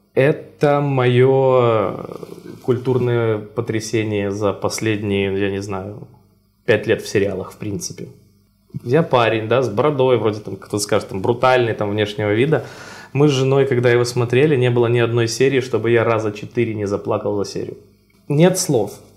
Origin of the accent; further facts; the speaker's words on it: Brest, Brest Region, Belarus; виды своего родного города и вот на базе прям Бреста